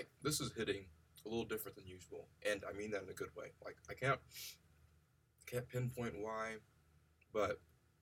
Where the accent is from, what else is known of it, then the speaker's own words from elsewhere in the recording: Dallas, Texas, United States; moved away as an adult; also born or lived in Fort Worth, Texas / Tennessee; now in Tulsa, United States; I'm from Dallas, Texas, but I've lived in Fort Worth, so I've lived in the DFW Metroplex for most of my life